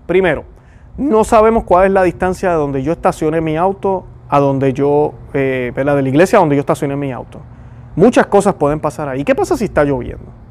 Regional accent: Puerto Rico; yo soy puertorriqueño, estoy seguro que por mi acento

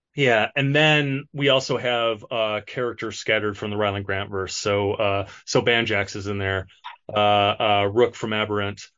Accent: Detroit, Michigan, United States; moved away as an adult; now in Los Angeles, United States; I'm from Michigan. I'm actually from Detroit

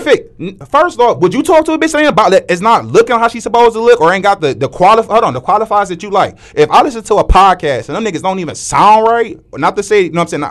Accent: Cleveland, Ohio, United States; we are from Cleveland

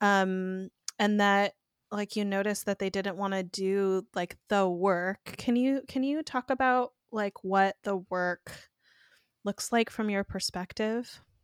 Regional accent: Oregon, United States; also born or lived in East Coast / Eugene; growing up in Oregon

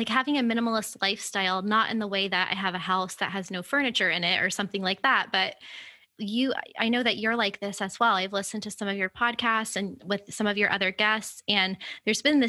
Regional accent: Florida, United States; moved away as an adult; now in Miami, United States; being in my home state in a city that I've never lived in before

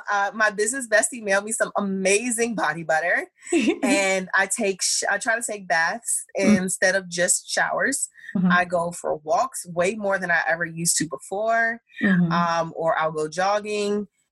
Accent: Thailand; I grew up in Thailand.

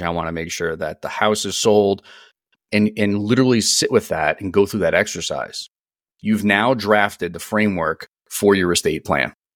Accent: East Coast, United States; moved away as an adult; now in San Diego, United States; I'm born and raised on the East Coast. I'm a, I'm an East Coast guy, born and raised

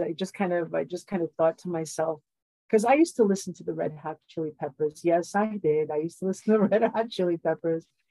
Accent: New York, United States; being a New Yorker

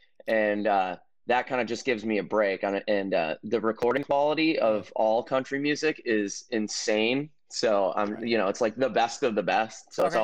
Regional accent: Detroit, Michigan, United States; And I think that's my hometown, like where I grew up.

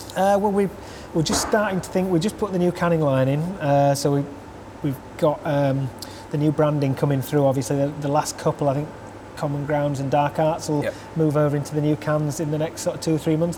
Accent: Huddersfield, Yorkshire and the Humber, United Kingdom; I'm from Huddersfield and I created a, a brewery here.

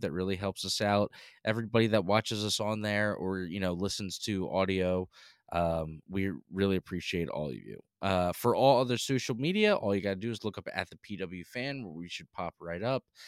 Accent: Northeast, United States; accent: Northeast; You can tell we're from the Northeast.

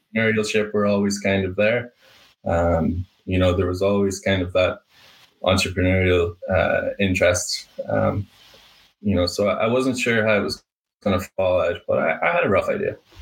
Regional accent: Ireland; moved away as an adult; now in Boston, United States; Moved to Ireland at age five

